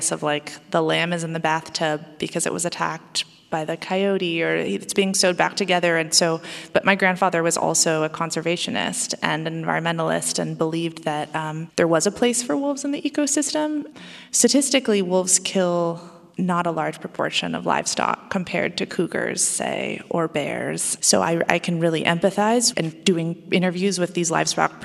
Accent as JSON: {"language": "English", "region": "Oregon", "country": "United States", "tie": "born or raised there", "said": "Oregon, my home state"}